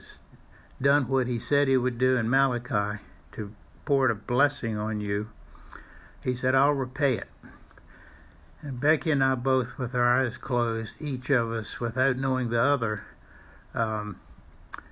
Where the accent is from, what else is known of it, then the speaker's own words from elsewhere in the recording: Tappahannock, Virginia, United States; I grew up in Tappahannock